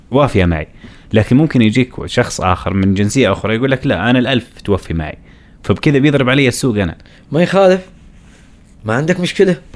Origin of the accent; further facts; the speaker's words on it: Saudi Arabia; انا كشاب سعودي لو ابغى اشتغل مثلا في منجره